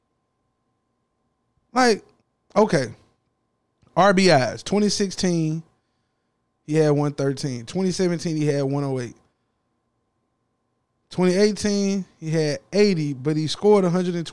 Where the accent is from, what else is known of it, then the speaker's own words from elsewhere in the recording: the South, United States; I'm from the South.